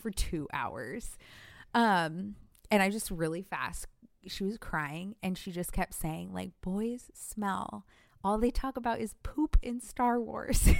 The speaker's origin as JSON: {"language": "English", "region": "California", "country": "United States", "tie": "born or raised there", "moved": "as an adult", "said": "That's where I grew up in Cali"}